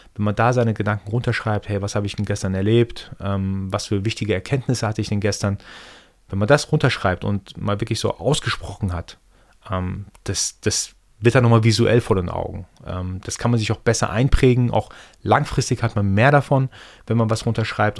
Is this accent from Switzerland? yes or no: no; Iran; first language Persian; German is a second language; moved away; Ich bin gebürtiger Perser, gebürtiger Iraner